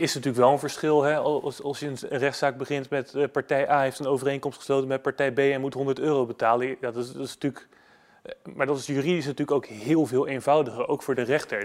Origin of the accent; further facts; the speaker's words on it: Netherlands; als Nederlander. Ik hou van mijn land